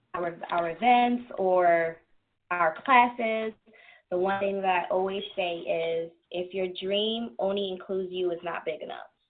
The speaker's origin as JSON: {"language": "English", "town": "New York City", "region": "New York", "country": "United States", "tie": "born or raised there", "also_born_or_lived": "Germany / Queens / New Jersey", "moved": "yes"}